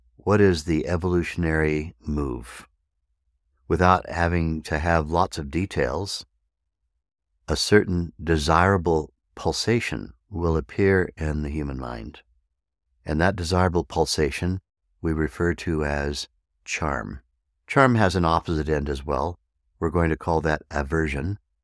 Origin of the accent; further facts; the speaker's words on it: Arizona, United States; here in my hometown in the mountains of Arizona